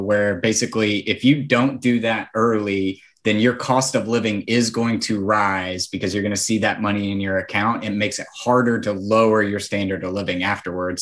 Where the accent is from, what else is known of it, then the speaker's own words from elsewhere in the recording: Nashville, Tennessee, United States; I'm from Nashville.